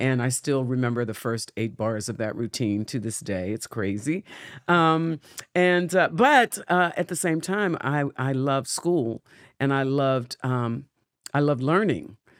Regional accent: Pittsburgh, Pennsylvania, United States; The Berg, my hometown

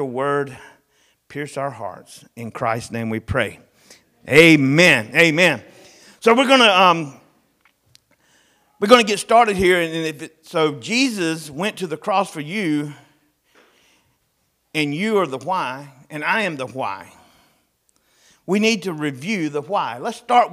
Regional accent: the South, United States; growing up in the South, I'm 53 years old

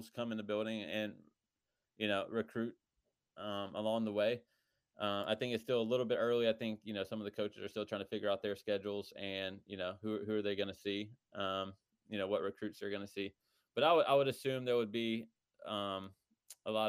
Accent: North Carolina, United States; growing up in North Carolina. I mean, it's just a special place

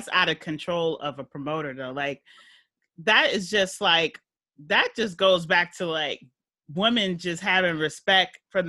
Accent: Trinidad & Tobago; I'm Trinidadian

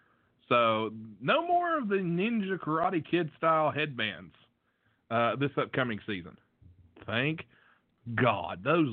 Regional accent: West Virginia, United States; I'm from West Virginia.

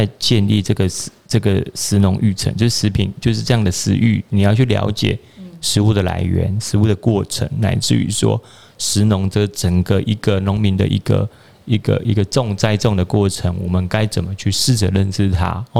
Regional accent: Pingtung County, Taiwan; 就是说，我是屏东人，拍摄我得可能被讲完屏东的酸呀了，嗯，对吧？

